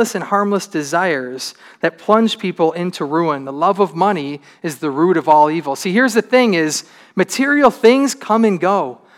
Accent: Troy, Michigan, United States; I grew up in Troy in a pretty good neighborhood.

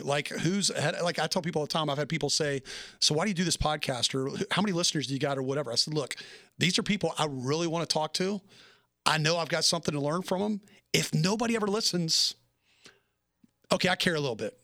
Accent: Nashville, Tennessee, United States; moved away; I'm from Na-, Nashville, Tennessee originally

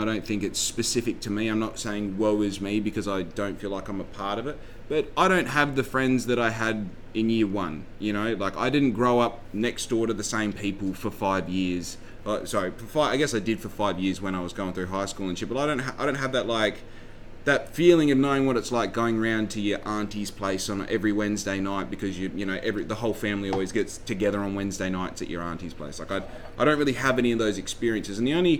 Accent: Western Australia, Australia; also born or lived in Victoria; We traveled in a caravan, living in dongas, living in caravan parks and different houses and all the rest. We traveled all over the state of WA

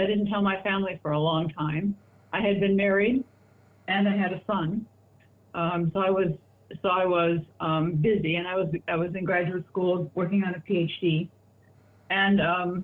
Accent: Chicago, Illinois, United States; I was born in Chicago, Illinois in 1946

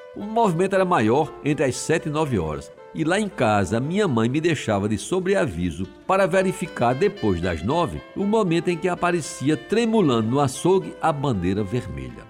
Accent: João Pessoa, Paraíba, Brazil; cresci em Jaguaribe

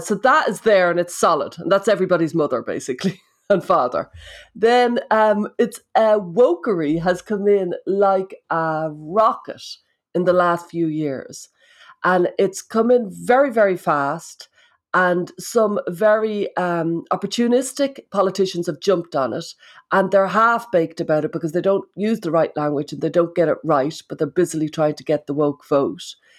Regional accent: Ireland

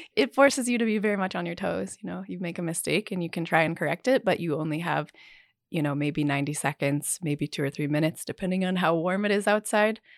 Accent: Salt Lake City, Utah, United States; fourth or fifth generation Utahn, I suppose. So, I grew up here.

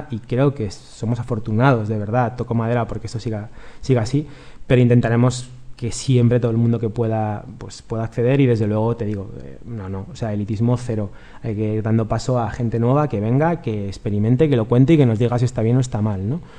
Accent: Galicia, Spain; somos gallegos.

